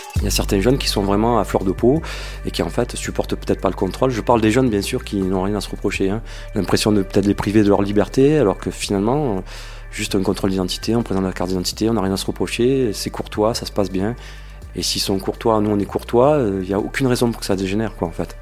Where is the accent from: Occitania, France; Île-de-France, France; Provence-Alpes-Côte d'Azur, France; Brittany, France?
Provence-Alpes-Côte d'Azur, France; Marseille; je suis de Marseille